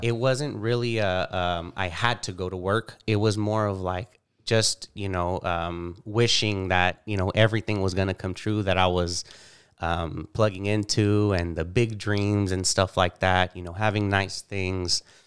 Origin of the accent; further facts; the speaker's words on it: Bakersfield, California, United States; I was born and raised here in Bakersfield